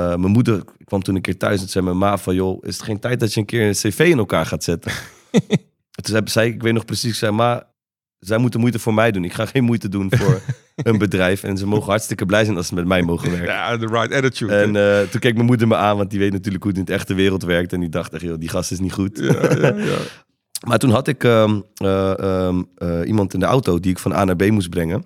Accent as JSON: {"language": "Dutch", "town": "'s-Hertogenbosch", "region": "North Brabant", "country": "Netherlands", "tie": "born or raised there", "also_born_or_lived": "Breda / Amsterdam", "moved": "yes", "said": "Ben opgegroeid in eh, Den Bosch"}